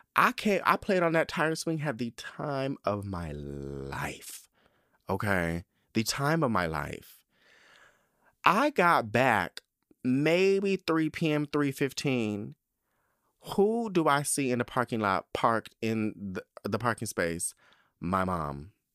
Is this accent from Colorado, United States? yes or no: no; Spring Valley, California, United States; also born or lived in Southeast San Diego, California; I wanna say six, we moved to Spring Valley